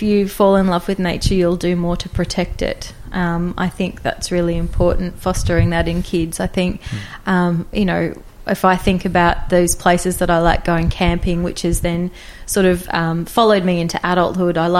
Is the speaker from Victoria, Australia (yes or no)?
no; Sunshine Coast hinterland, Queensland, Australia; moved away as an adult; also born or lived in Brisbane, Queensland / central New South Wales / United Kingdom; I grew up predominantly on the Sunshine Coast, hinterland, Mullaney